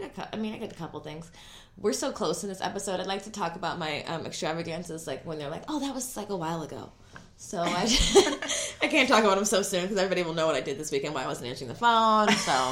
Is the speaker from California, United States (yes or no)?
yes; the Valley, California, United States; we're from the Valley.